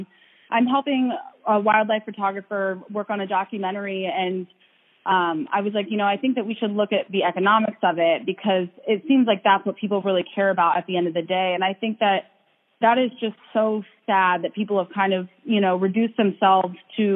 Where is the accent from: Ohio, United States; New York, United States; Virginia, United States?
Ohio, United States; moved away; I also grew up in Ohio